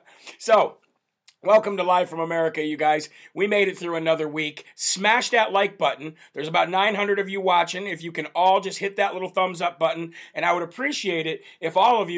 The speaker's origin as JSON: {"language": "English", "region": "Illinois", "country": "United States", "said": "I've spent my home state of Illinois."}